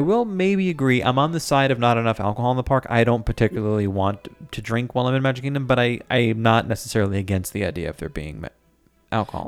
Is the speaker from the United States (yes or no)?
yes; New York City, New York, United States; I'm from New York